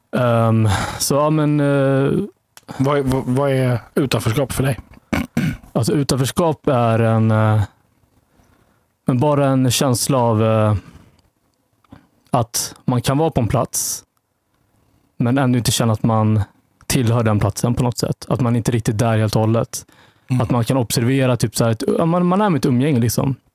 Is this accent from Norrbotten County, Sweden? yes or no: no; Vallentuna, Stockholm County, Sweden; jag växte upp i Vallentuna, norr om mm. Stockholm. Mm som är eh, liksom lite av ett bondesamhälle. Och eh, ja, det har präglat liksom min känsla av tillhörighet lite grann tror jag. Var den enda mörkhyade